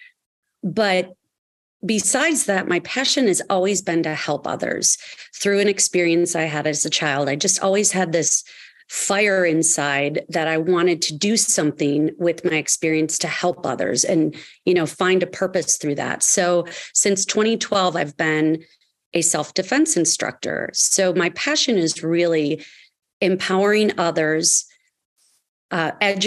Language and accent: English; Kenosha, Wisconsin, United States; I was 8 years old in third grade in my hometown of Kenosha, Wisconsin